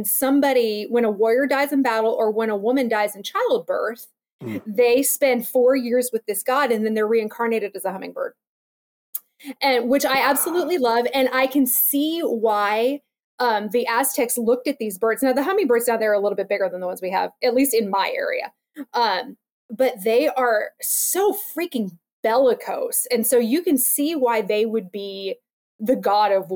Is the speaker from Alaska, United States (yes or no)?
yes; Alaska, United States; I grew up in Alaska, and we have ravens up there